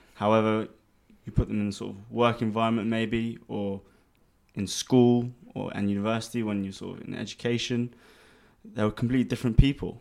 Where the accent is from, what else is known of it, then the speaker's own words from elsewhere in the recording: London, United Kingdom; moved away as an adult; now in Dubai, United Arab Emirates; born and raised in London, um, to, um, Armenian parents. Grew up there most of my life until about three years ago when I moved to Dubai.